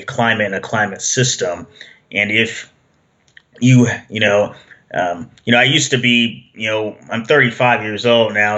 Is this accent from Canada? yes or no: no; Seattle, Washington, United States; moved away as an adult; I grew up in Seattle most of my life until I moved here in the late 2000s